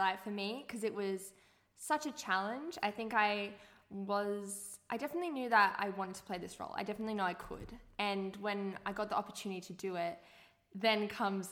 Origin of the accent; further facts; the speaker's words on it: Gold Coast, Queensland, Australia; now in Sydney, Australia; I was from the Gold Coast